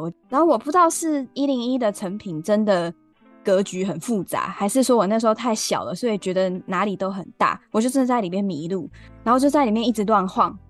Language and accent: Chinese; Tainan, Taiwan; moved away as an adult; also born or lived in Rende, Tainan / Yongkang, Tainan; now in Taipei, Taiwan; 我小时候是在台南东区长大的，就跟阿公阿嬷一起长大